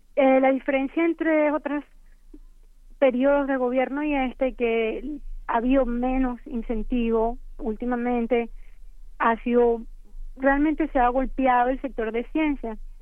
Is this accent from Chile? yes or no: no; Venezuela; moved away as an adult; now in United States; Yo crecí y estudié en Venezuela, después vine a Estados Unidos